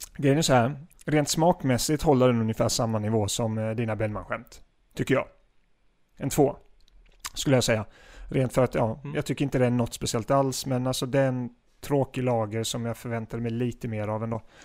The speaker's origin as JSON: {"language": "Swedish", "town": "Gislaved", "region": "Jönköping County", "country": "Sweden", "tie": "born or raised there", "said": "Gislaved där jag kommer ifrån"}